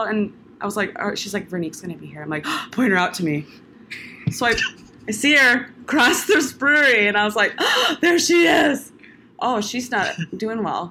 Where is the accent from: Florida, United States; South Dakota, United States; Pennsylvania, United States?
South Dakota, United States; Sioux Falls; accent: Midwest; moved away as an adult; now in Pensacola, United States; born and raised in Sioux Falls, South Dakota